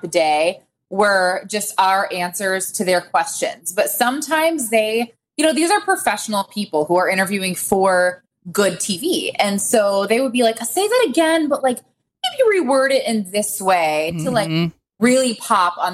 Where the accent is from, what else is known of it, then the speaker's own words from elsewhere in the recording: Winter Park, Florida, United States; moved away as an adult; also born or lived in Auburn, Alabama / France / Napa Valley, California / Los Angeles, California; now in Atlanta, United States; I was born and raised in Winter Park, Florida